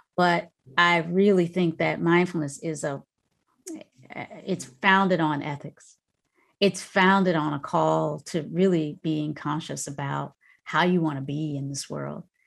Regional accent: North Carolina, United States; moved away; also born or lived in Virginia; that little house I grew up in North Carolina, grew up in in North Carolina or spent a lot of time in, raised with my grandmother

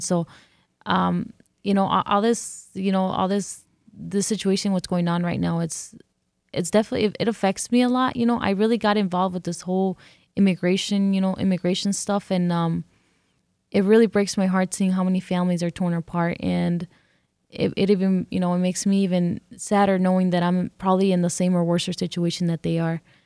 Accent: California, United States; first language English; moved away as an adult; also born or lived in Detroit; now in Mexico; I grew up here. I grew up in California, and this is the only place I know that is home.

